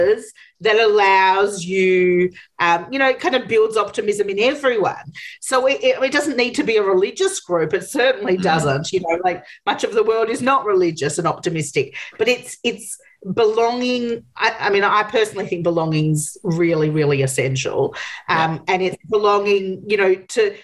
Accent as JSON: {"language": "English", "country": "Australia", "said": "people like me who come from an ethnic background in Australia"}